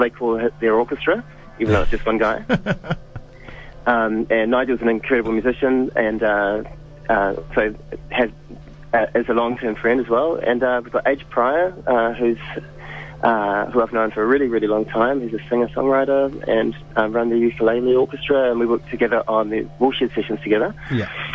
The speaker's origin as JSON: {"language": "English", "region": "Wellington", "country": "New Zealand", "also_born_or_lived": "Berlin", "said": "I'm from Wellington"}